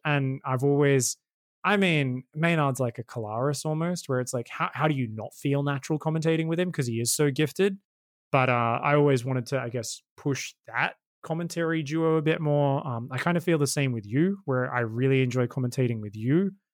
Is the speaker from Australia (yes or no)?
yes; Australia; being Australian